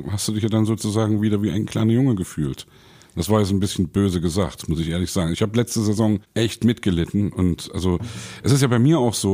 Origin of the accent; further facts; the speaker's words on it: East Germany, Germany; bin irgendwie als Kind, ein Kumpel war eben da Leverkusen-Fan, ich bin da irgendwie reingerutscht, als Ossi sozusagen, ja.